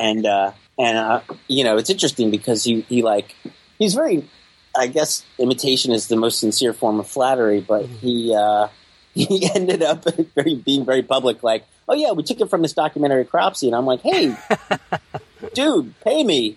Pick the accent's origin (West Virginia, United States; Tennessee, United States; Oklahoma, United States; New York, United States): New York, United States; New York City; growing up in Staten Island in the 1980s